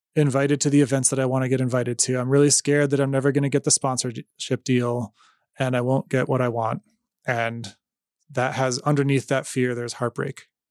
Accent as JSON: {"language": "English", "country": "United States", "said": "I'm an American in Iran in two thousand fourteen."}